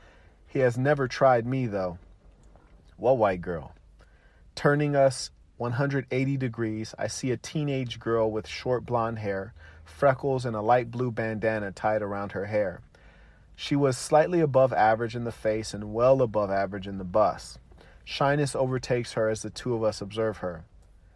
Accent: Pasadena, California, United States; where I grew up near Raymond and Woodbury

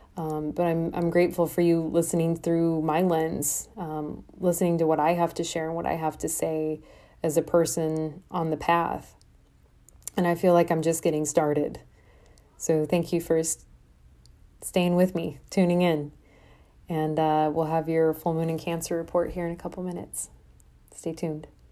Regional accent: Des Moines, Iowa, United States; moved away as an adult; also born or lived in Brooklyn, New York; now in Des Moines, United States; I'm from Iowa. from the Midwest. I'm corn fed, you know, raised on the plains.

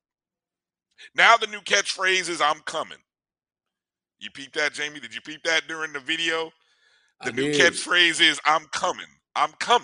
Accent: Indiana, United States; I grew up in Indiana

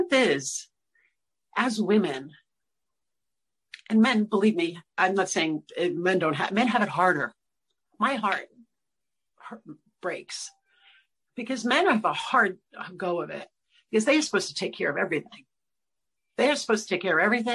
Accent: New York City, New York, United States; I'm from Brooklyn

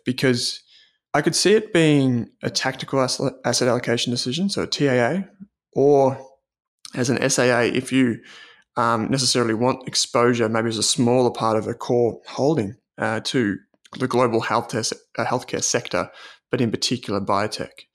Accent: Australia; as Australian investors

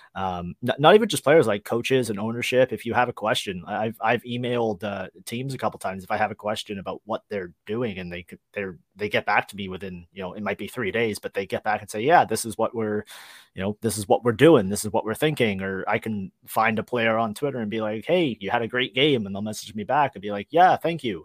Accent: Toronto, Ontario, Canada; I'm from Toronto, so that was the team I attached myself

